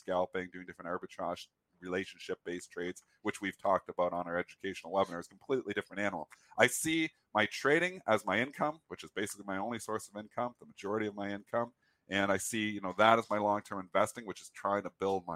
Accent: Canada; I'm Canadian

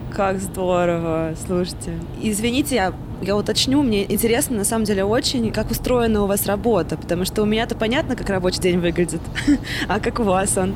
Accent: Samara, Samara Oblast, Russia; moved away as an adult; now in Moscow, Russia; я из Самары, и тут 13 э, лет

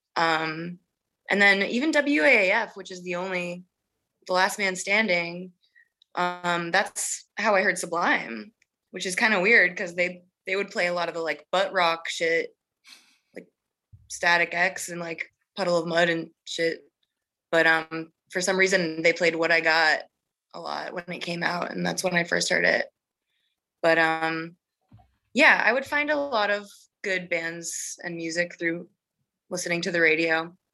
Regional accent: Massachusetts, United States; moved away as an adult; also born or lived in Boston / Oakland; now in Los Angeles, United States; I'm from Massachusetts, growing up in the Northeast

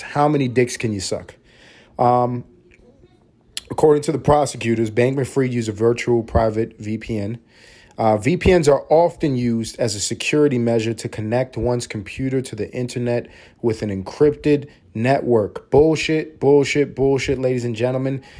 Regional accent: New York City, New York, United States; I'm a guy from New York City, grew up in Harlem, New York City

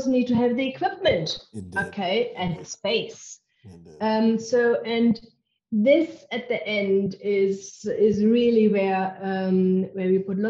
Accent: Germany; English is a second language; moved away as an adult; now in South Africa; I am originally from Germany. Can't get rid of my accent

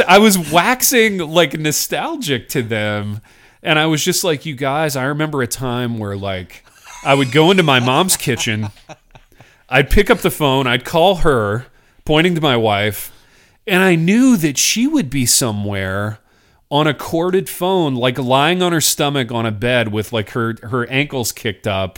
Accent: Indiana, United States; growing up in Indiana

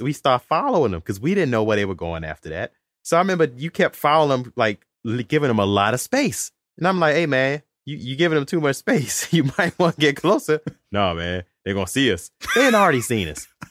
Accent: Alexandria, Virginia, United States; now in Charlotte, United States; growing up in Alexandria, we ain't had no Walmart, and we still don't. The Walmart was in Fairfax. And now living in the South

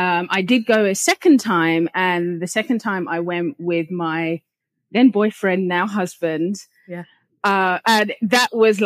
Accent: London, United Kingdom; moved away as an adult; So I was born and raised in London in the UK. And yeah, lived there my whole entire life up until almost 4 years ago.

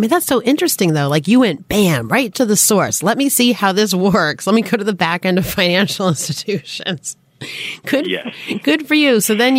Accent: Boston, Massachusetts, United States; accent: Boston; I'm from Boston.

